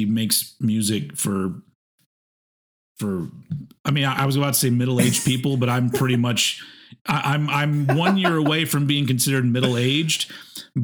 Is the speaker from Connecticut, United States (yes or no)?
no; Austin, Texas, United States; my hometown of Austin, Texas